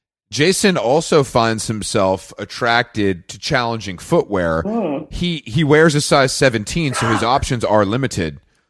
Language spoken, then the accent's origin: English; United Kingdom; As a British person, I'll allow you to call it a corset because that's your kind of nomenclature.